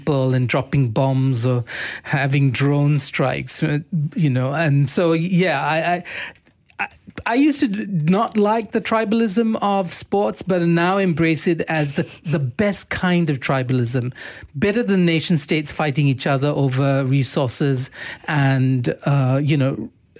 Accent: Malaysia; we're Malaysian

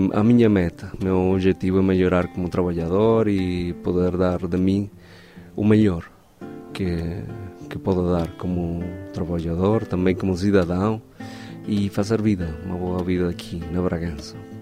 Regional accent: Venezuela; moved away; sou venezuelano

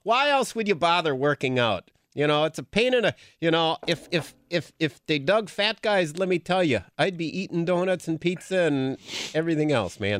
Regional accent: Green Bay, Wisconsin, United States; growing up in the Bay Area

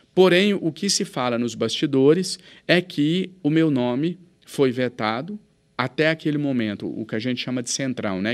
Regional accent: Minas Gerais, Brazil

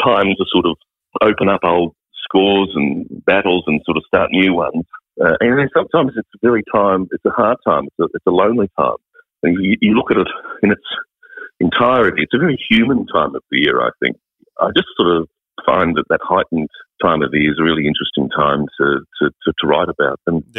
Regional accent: Redcliffe, Queensland, Australia; moved away; I know where I come from. I come from Redcliffe.

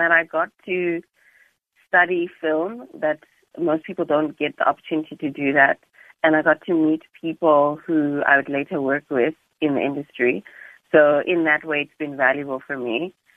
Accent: South Africa; you, as a South African animator

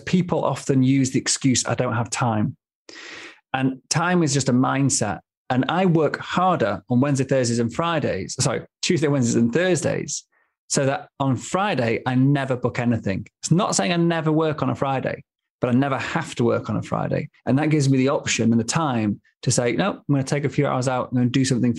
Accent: Manchester, North West England, United Kingdom; now in Stockholm, Sweden; Living, growing up in Manchester, I mean, I was miles from the sea, miles from the mountains

